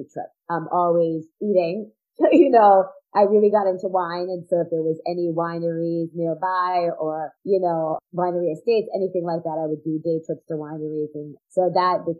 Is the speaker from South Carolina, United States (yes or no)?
no; outside of New York, United States; moved away; also born or lived in Florida; we grew up outside of New York